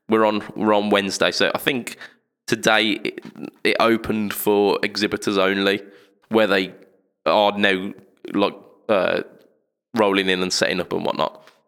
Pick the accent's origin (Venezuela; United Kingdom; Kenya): United Kingdom; as British people